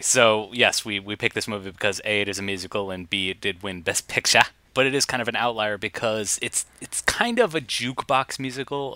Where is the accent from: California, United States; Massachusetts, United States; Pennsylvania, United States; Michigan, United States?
Massachusetts, United States; Boston; we are Bostonians